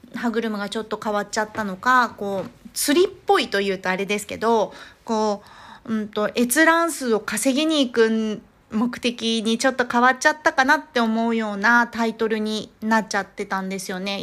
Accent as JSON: {"language": "Japanese", "country": "Japan", "said": "日本で生まれ育ってる"}